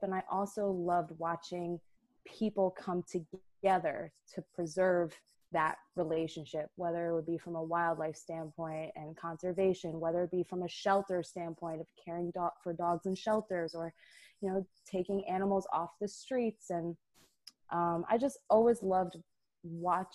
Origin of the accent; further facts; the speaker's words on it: Tenafly, New Jersey, United States; moved away as an adult; also born or lived in Rhode Island; now in New York City, United States; we grew up in Tenafly, New Jersey, cute little town, in Bergen County